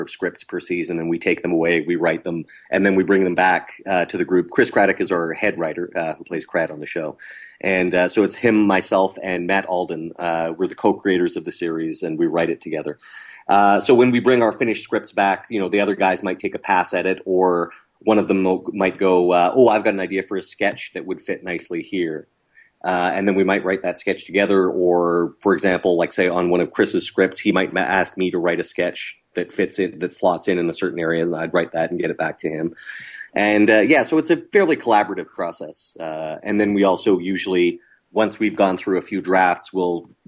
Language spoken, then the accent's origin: English; Canada; we're all Canadian